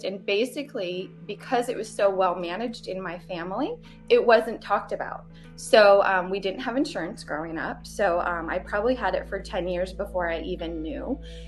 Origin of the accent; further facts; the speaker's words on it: Vermont, United States; moved away as an adult; also born or lived in Hawaii; now in Johnson City, United States; I'm from Vermont